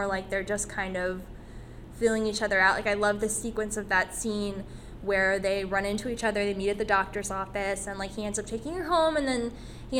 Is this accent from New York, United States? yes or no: no; Vernon, New Jersey, United States; I grew up in Vernon, New Jersey